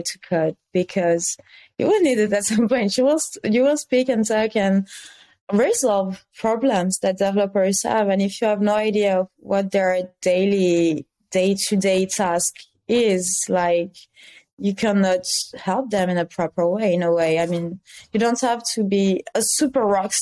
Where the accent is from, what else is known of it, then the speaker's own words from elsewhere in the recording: France; accent: French; English is a second language; I am French, as you may be able to tell regarding my accent.